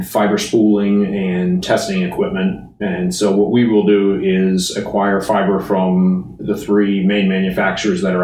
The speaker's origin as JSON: {"language": "English", "region": "Rhode Island", "country": "United States", "tie": "born or raised there", "also_born_or_lived": "Connecticut / Los Angeles", "moved": "as an adult", "said": "I was born in Connecticut and grew up in Rhode Island"}